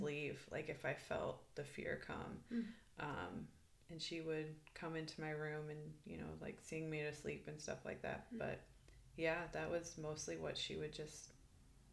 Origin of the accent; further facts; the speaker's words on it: Iowa, United States; moved away as an adult; also born or lived in Arizona; now in Redding, California, United States; I am originally from Iowa. I moved to Arizona